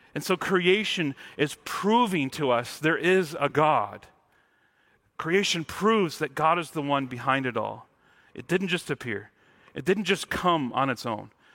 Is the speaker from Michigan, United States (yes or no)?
yes; Mount Morris, Michigan, United States; now in Washington, United States; growing up in Michigan, I, I grew up in the town called Mount Morris, which had no mounts